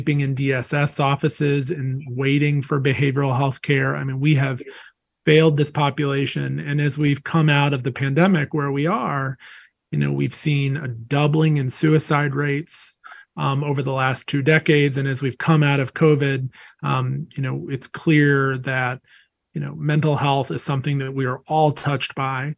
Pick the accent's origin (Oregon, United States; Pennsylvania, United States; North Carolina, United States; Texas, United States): North Carolina, United States; Wilmington; I grew up in Wilmington, North Carolina